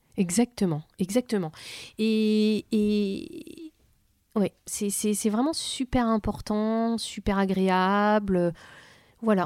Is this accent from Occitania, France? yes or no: no; Vitry-sur-Seine, Île-de-France, France; elle me vient de là d'où je viens. Voilà. Quand on, quand on est dans une cité, euh, quoi, quand on vit dans une cité H L M à Vitry-sur-Seine